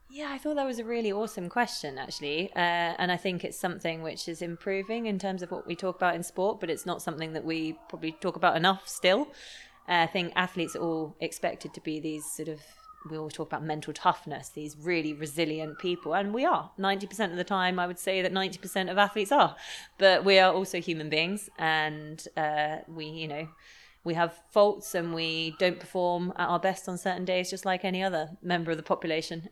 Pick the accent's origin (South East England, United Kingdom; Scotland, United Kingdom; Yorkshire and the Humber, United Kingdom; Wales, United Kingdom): South East England, United Kingdom; Lymington; I grew up in Lymington by the coast